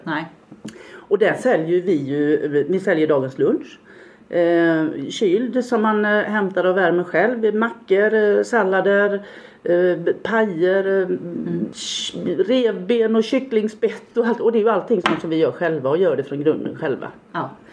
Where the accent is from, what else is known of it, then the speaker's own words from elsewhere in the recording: Gunnarsjö, Halland County, Sweden; now in Falkenberg, Sweden; jag är uppväxt på landet i Gunnarsjö i Varbergs, längst in i Varbergs kommun.